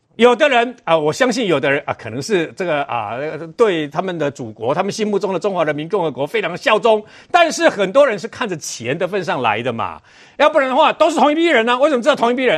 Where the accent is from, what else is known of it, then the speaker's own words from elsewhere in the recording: Chiayi, Taiwan; 我是嘉义人